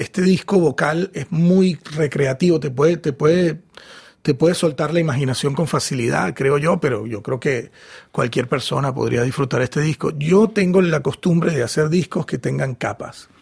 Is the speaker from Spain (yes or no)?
no; Venezuela; la música de mi país, de Venezuela